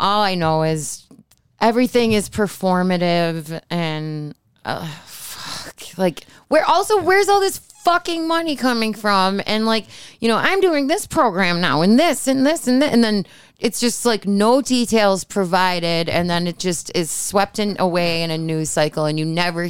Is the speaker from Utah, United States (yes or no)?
no; Hamburg, New York, United States; I'm from Hamburg.